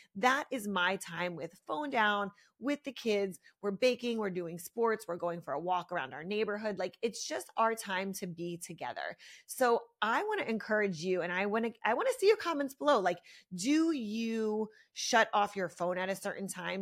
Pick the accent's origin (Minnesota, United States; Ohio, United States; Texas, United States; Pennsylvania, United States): Pennsylvania, United States; Philadelphia; moved away as an adult; now in South Florida, United States; I'm from Philly. I grew up there for, I lived there for twenty-six years